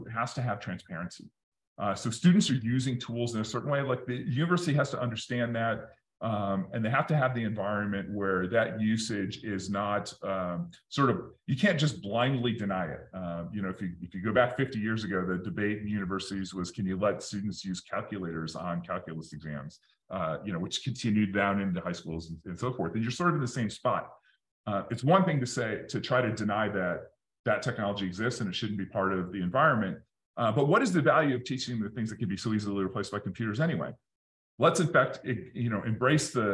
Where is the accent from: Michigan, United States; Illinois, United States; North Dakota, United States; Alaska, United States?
Michigan, United States; Detroit; I grew up in Detroit in the 80s